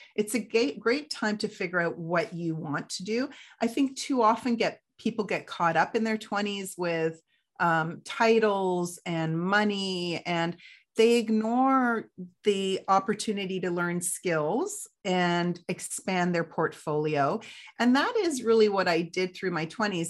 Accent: Canada; also born or lived in United Kingdom; we moved to Canada in 1977

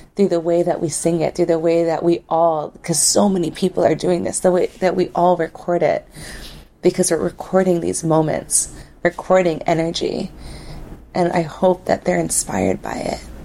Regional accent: Waimea, Hawaii, United States; where I was raised in Waimea, we're raised right in the face of the Mauna

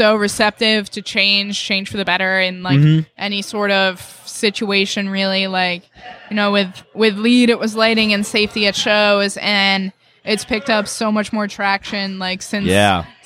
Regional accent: Allendale, New Jersey, United States; moved away; I'm from New Jersey originally.

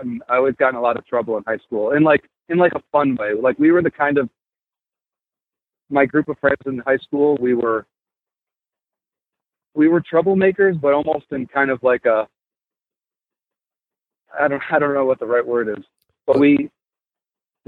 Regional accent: Buffalo, New York, United States; moved away as an adult; now in Philadelphia, United States; I was born in Buffalo, New York

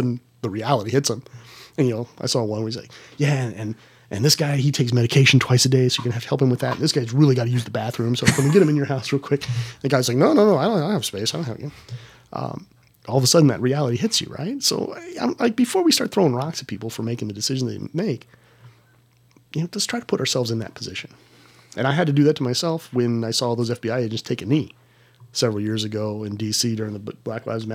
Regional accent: San Diego, California, United States; moved away; I'm from San Diego

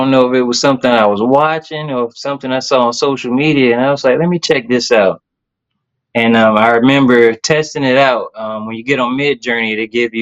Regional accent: Tallahassee, Florida, United States; moved away as an adult; now in Jacksonville, United States; I'm from Tallahassee, Florida.

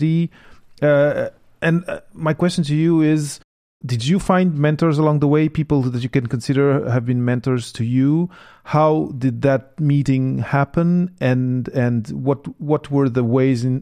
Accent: Portugal; moved away; I come from Portugal

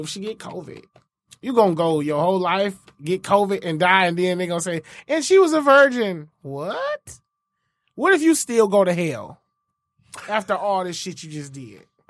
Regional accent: Inkster, Michigan, United States; Inkster, I'm from Inkster

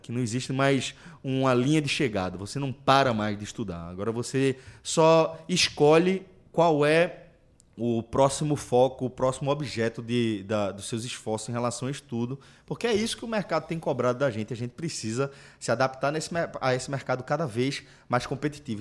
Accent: Pernambuco, Brazil; quando eles identificaram o sotaque, perguntaram se a gente era de Pernambuco, a gente confirmou tal.

